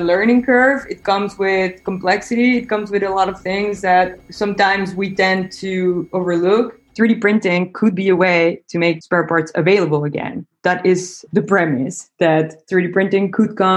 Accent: Mexico City, Mexico; moved away as an adult; now in Netherlands; I'm originally from Mexico City, but I ended up doing my studies here in the Netherlands.

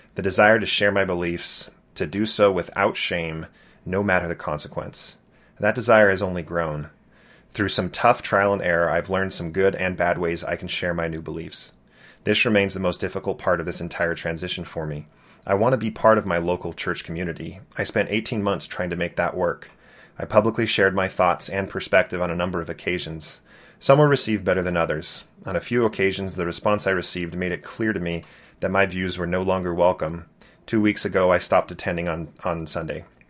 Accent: California, United States; Growing up in California, I loved being the Mormon kid.

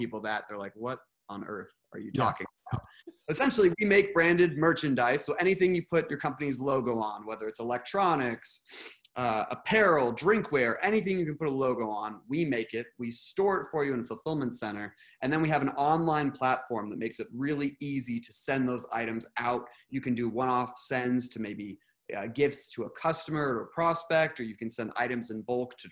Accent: Redding, California, United States; I grew up in a small town in Northern California called Redding

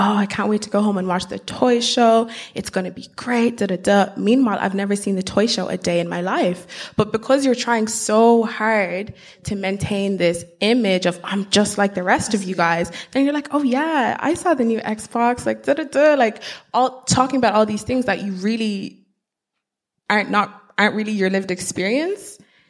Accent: Ireland; because I was born in Ireland. I've lived every single day of my life in this country. The only time I've ever been to Nigeria was for 10 days when I was 10.

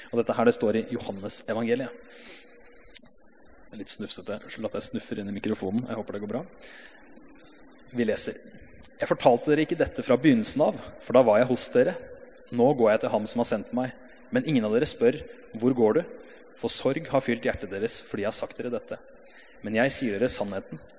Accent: Hamar, Innlandet, Norway; Jeg har vokst opp i pinsemenighet på Hamar sammen med flere her.

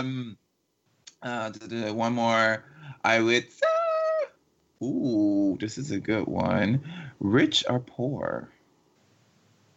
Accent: Miami, Florida, United States; We're both from Miami, Florida

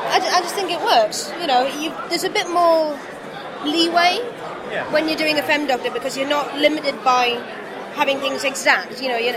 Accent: near Killingworth, North East England, United Kingdom; I'm actually from the North East, and it was set in Killingworth. which is it was just around the corner from where I was born

